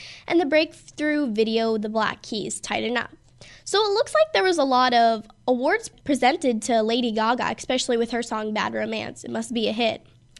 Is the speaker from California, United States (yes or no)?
yes; San Diego, California, United States; I was actually, in fact, born in California, but I was born in San Diego